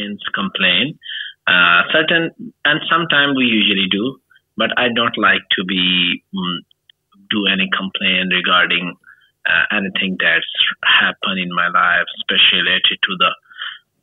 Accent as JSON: {"language": "English", "country": "Pakistan", "second_language": "English", "said": "I am from Pakistan"}